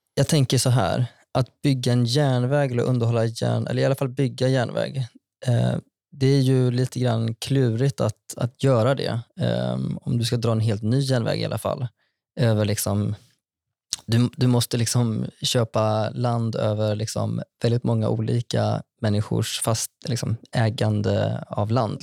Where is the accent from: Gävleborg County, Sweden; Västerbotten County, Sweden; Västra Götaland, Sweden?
Västra Götaland, Sweden; Vara; also born or lived in Skara; now in Stockholm, Sweden; Jag kommer från Vara i Västra Götaland